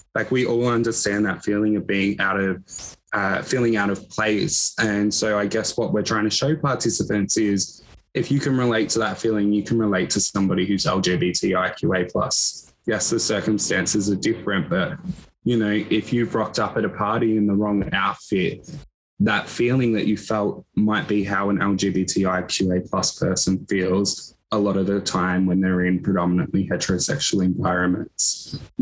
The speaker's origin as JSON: {"language": "English", "town": "Echuca", "region": "Victoria", "country": "Australia", "tie": "born or raised there", "said": "i grew up in Echuca, which is a small regional town on the border of victoria and new south wales"}